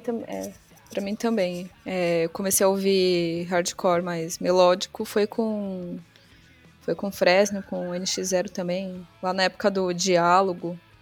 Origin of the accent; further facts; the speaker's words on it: São Paulo, Brazil; eu nasci na Zona Sul de São Paulo e cresci também na, na Zona Sul.